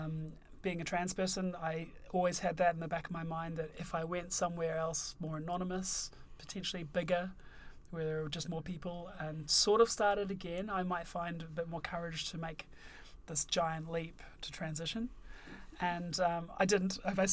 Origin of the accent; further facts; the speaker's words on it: Auckland, New Zealand; moved away as an adult; also born or lived in London, United Kingdom; now in United Kingdom; I'm from Auckland.